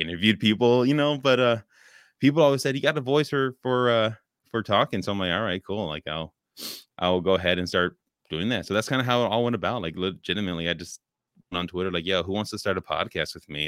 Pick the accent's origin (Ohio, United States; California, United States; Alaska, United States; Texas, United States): California, United States; Oakland; I grew up in California